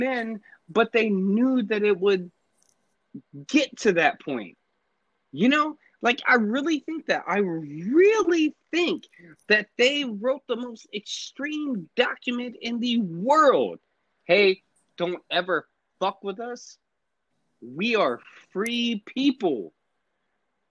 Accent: Atlanta, Georgia, United States; moved away as an adult; now in Virginia, United States; I was raised and grew up in Atlanta, and I just got back to Virginia, like, I don't know, 2 years ago

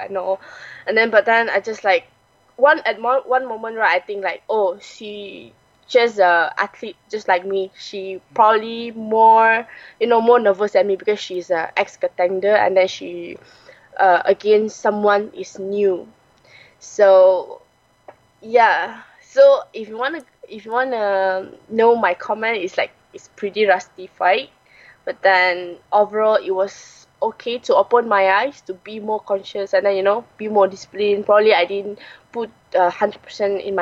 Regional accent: Malaysia; born or raised there

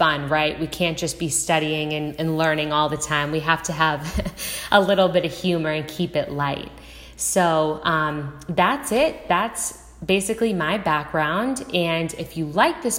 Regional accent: Boston, Massachusetts, United States; also born or lived in Los Angeles; now in Southern California, United States; I'm originally from Boston, Massachusetts, and now I live in Southern California.

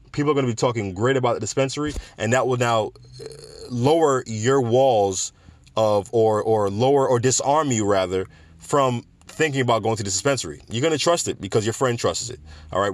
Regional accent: Jamaica; my home country of Jamaica

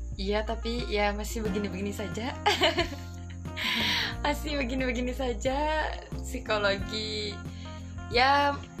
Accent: Indramayu, West Java, Indonesia; moved away as an adult; now in Kediri, Indonesia; aku dari Indramayu Jawa Barat

